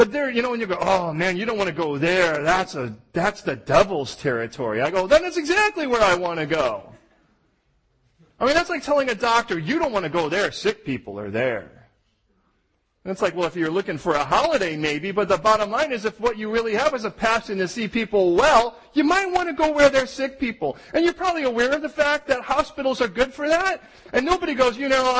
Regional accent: United States; I'm American

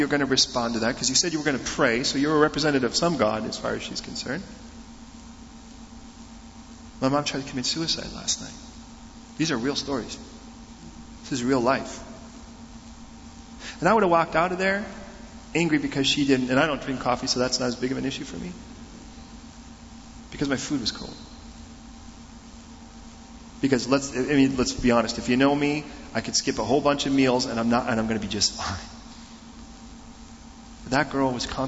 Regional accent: United States; We're from America

